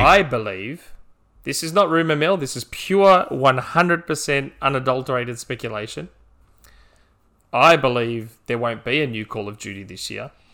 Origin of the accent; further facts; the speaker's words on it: Australia; as an Australian